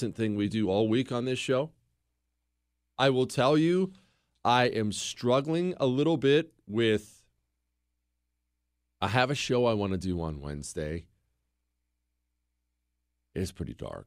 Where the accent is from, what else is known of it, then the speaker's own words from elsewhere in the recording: United States; I'm an American